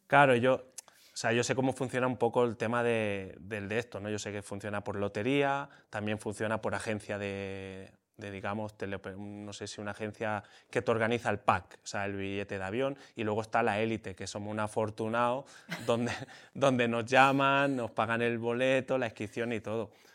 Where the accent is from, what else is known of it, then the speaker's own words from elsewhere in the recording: Spain; corría en España, hacía carreritas ahí por la región donde yo vivía